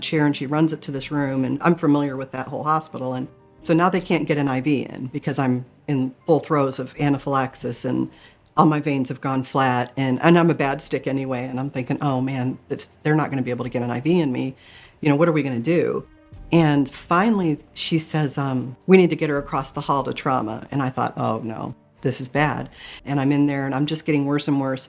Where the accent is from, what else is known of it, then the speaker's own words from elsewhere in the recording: Michigan, United States; I grew up in Michigan, and we were Catholic growing up